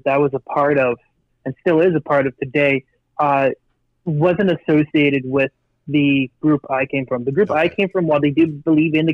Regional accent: Kitchener, Ontario, Canada; I grew up about half my life up in Kitchener-Waterloo, which is about 40 minutes from Toronto

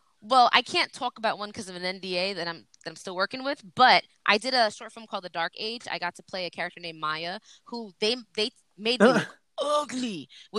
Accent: New York, United States; accent: New York; I'm from New York and I have an accent

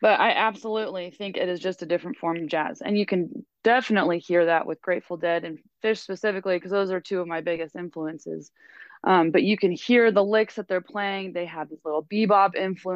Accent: Kansas City, United States; I'm from Kansas City. I live there currently

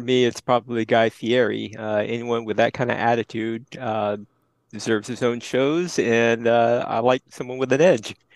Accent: Houston, Texas, United States; I'm from Houston, Texas

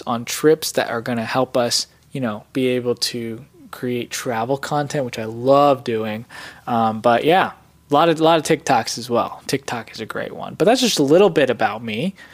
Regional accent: Gujarat, India; first language Gujarati; English is a second language; I'm a Patel, so we're Gujarati. Uh, so I'm from Gujarat, and that's that's where we're from. So in a small village.

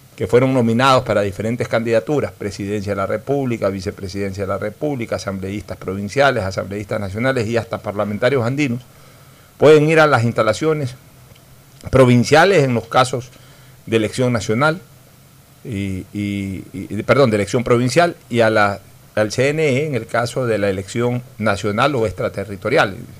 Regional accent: Ecuador; somos los ecuatorianos

